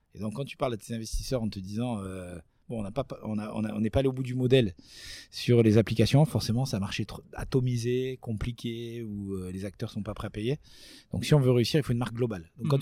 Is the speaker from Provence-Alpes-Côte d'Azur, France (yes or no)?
yes; Nice, Provence-Alpes-Côte d'Azur, France; chez nous à Nice